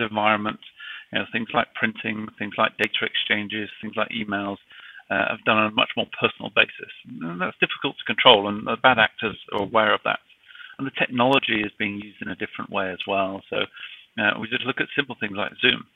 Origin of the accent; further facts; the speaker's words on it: United Kingdom; accent: British; now in United States; despite my British accent, I'm actually based out of the United States